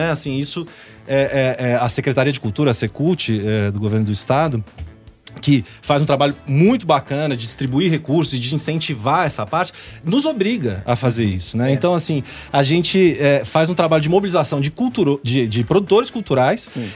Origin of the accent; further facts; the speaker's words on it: São Paulo, Brazil; now in Minas Gerais, Brazil; É, é, eu não sou daqui de Minas, eu sou de, de São Paulo, mas minha mulher é mineira, já me mudei para cá há algum tempo.